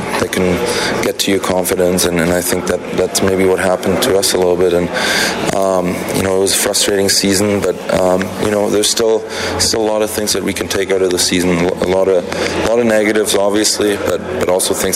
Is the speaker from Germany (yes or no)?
yes; Cologne, North Rhine-Westphalia, Germany; now in Edmonton, Canada; being in my hometown, you know, playing against my dad.